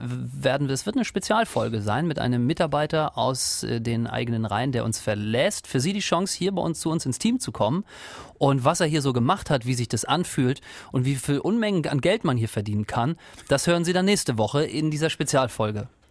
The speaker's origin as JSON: {"language": "German", "region": "eastern Germany", "country": "Germany", "said": "ich komme aus dem Osten halt"}